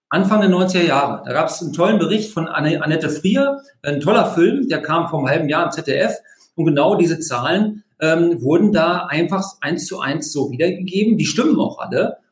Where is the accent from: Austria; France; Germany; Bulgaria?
Germany; near Hanover, Lower Saxony; ich komme aus der Nähe von Hannover